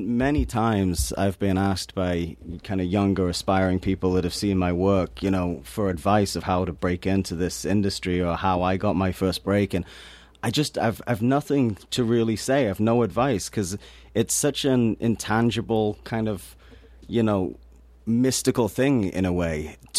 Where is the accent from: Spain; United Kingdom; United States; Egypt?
United Kingdom; Newcastle upon Tyne, North East England; I come from Newcastle upon Tyne, which is a very depressed working class city in the north of England.